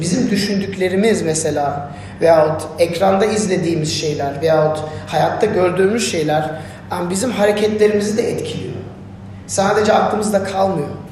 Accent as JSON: {"language": "Turkish", "country": "Turkey", "said": "ne mutlu Türk'üm diye, diyene diyorsanız benim gibi"}